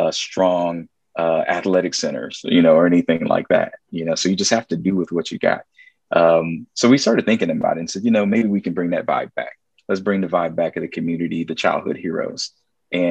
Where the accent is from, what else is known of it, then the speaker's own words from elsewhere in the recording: Columbus, Ohio, United States; I was from Columbus